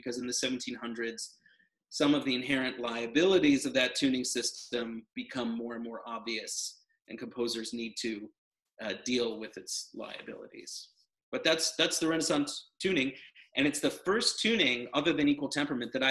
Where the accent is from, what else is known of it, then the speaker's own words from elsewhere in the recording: United States; I'm American